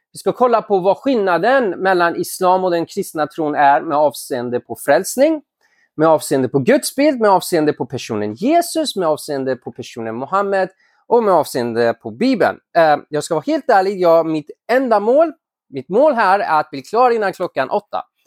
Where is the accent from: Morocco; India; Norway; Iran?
Iran; now in Sweden; jag är ursprungligen från Iran